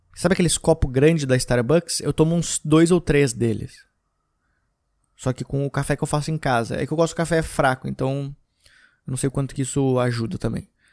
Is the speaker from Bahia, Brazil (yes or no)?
no; Gramado, Rio Grande do Sul, Brazil; now in São Paulo, Brazil; voltei para Gramado para ficar um tempo lá, uns dias. Foi bom porque fazia muito tempo que eu não ia para Gramado. Então, eu visitei a minha cidade natal novamente